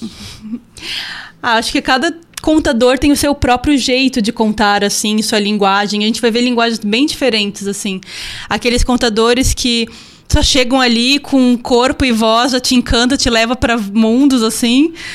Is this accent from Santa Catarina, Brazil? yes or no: yes; Joinville, Santa Catarina, Brazil; also born or lived in Paraná; E aí eu voltei para minha cidade, eu sou joinvilense, voltei para cá